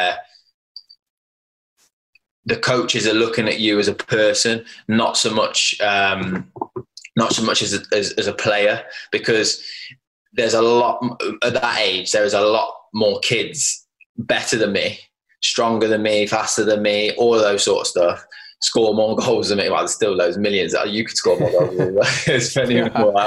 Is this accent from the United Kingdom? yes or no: yes; Worcester, West Midlands, United Kingdom; I'm from Worcester